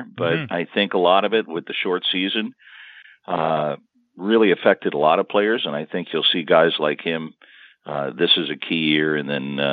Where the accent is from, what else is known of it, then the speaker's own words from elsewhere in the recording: Los Angeles, California, United States; moved away; where I grew up in the San Fernando Valley in L.A.